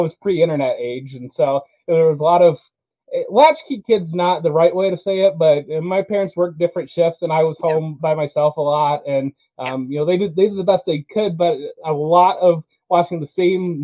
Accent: Ohio, United States; I'm from Ohio, lived in Ohio my entire life

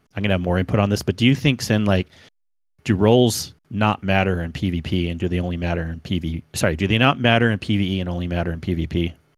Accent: California, United States; now in Utah, United States; I grew up in California. I loved that place

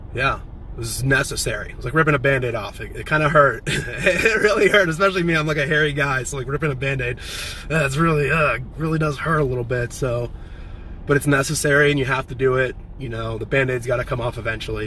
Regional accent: Champaign, Illinois, United States; now in San Diego, United States; my hometown friends in Champaign, Illinois

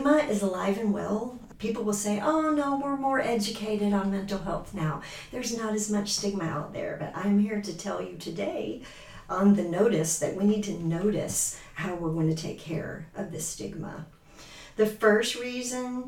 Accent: Georgia, United States; moved away as an adult; now in Michigan, United States; I'm from Georgia. I've been in Michigan since 2017.

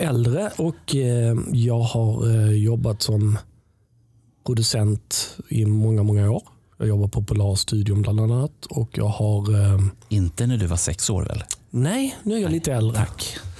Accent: Helsingborg, Skåne, Sweden; jag kommer från Helsingborg

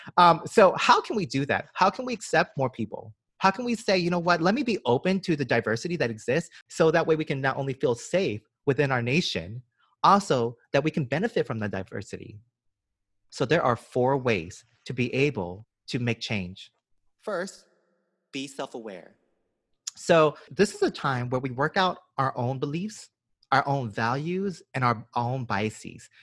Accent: Georgia, United States; now in New York, United States; so I'm from Georgia. I was born and raised in the deep south.

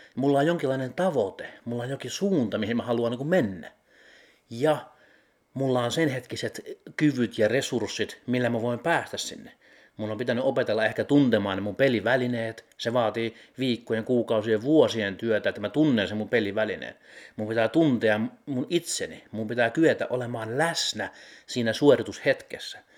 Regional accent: Heinola, Päijät-Häme, Finland; Heinolassa, missä mä oon kotoisin

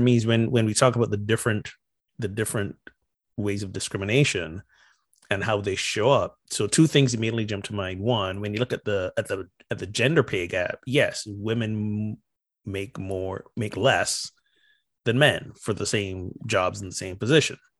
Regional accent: Barbados; moved away; also born or lived in North Carolina; I'm from Barbados

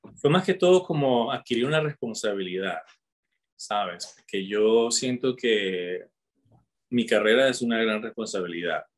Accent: Caracas, Capital District, Venezuela; moved away as an adult; also born or lived in Utah, United States / Provo, Utah, United States; now in Colorado, United States; Soy de Venezuela, de Caracas

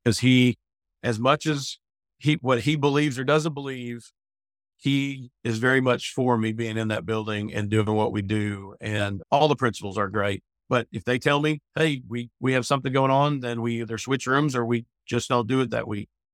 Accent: Pennsylvania, United States; moved away as an adult; also born or lived in Tuscaloosa, Alabama; now in Northport, United States; I came from Pennsylvania as an 18 year old came down to march in the Million Dollar Band here in Tuscaloosa

